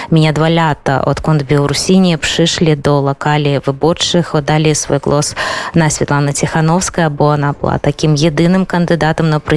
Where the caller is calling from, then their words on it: Vilnius, Vilnius County, Lithuania; E, u nas w Wilnie jest bardzo dobra pogoda to e, bardzo dziwne e, dla Litwy